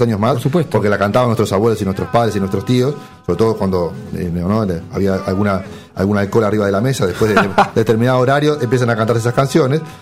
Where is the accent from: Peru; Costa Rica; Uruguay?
Uruguay; somos un país chiquito, pero nosotros metidos entre dos monstruos como Argentina y Brasil